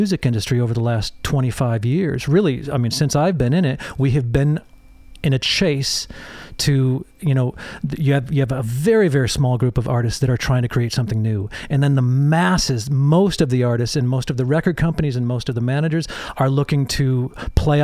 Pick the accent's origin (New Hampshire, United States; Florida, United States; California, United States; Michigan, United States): Michigan, United States; Holland; also born or lived in England; I grew up in a little town called Holland, Michigan.